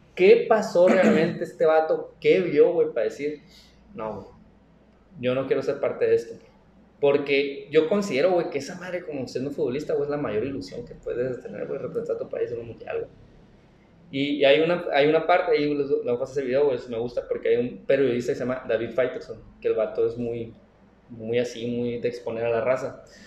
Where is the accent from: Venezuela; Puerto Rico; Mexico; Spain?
Mexico; nosotros como mexicanos nos falta educación, mentalidad